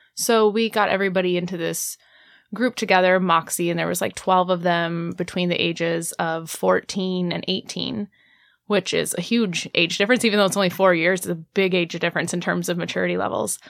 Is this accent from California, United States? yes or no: no; Indiana, United States; I'm from Indiana, and even though the city where I grew up had a decent sex ed program